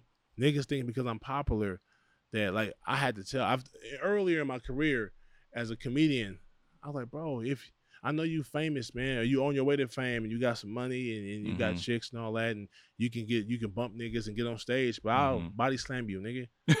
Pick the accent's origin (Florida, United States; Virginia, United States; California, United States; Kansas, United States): California, United States; Los Angeles; But we're Craig from Pasadena. I'm from South Central. We from here.